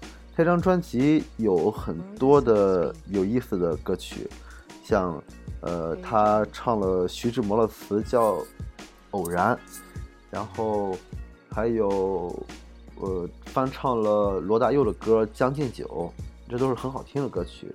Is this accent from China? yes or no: yes; Shandong, China; 我是山东人